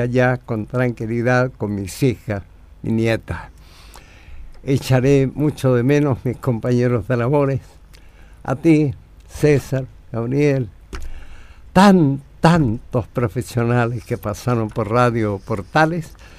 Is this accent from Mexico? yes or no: no; San Antonio, Valparaíso, Chile; moved away; regreso a mi tierra, a San Antonio